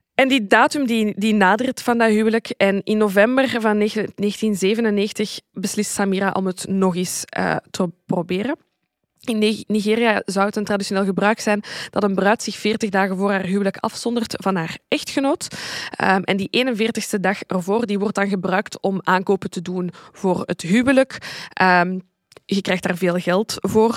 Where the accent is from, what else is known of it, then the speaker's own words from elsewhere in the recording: Zaventem, Flanders, Belgium; want ik ben van Zaventem en Steenokkerzeel ligt daar vlakbij.